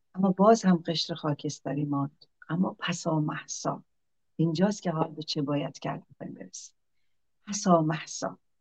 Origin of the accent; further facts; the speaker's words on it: Iran; ما همه ایرانی هستیم